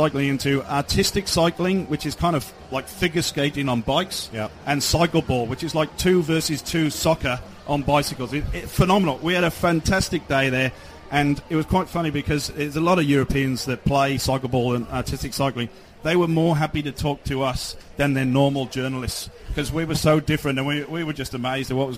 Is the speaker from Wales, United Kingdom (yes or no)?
yes; Wales, United Kingdom; I'm actually from Wales